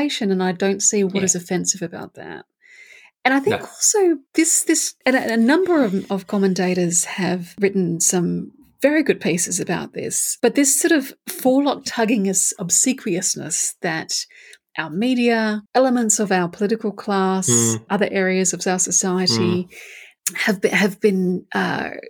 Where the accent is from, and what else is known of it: Australia